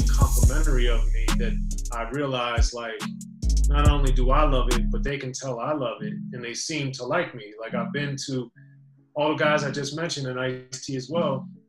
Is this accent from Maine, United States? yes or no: no; Maryland, United States; no, I'm from Maryland, man.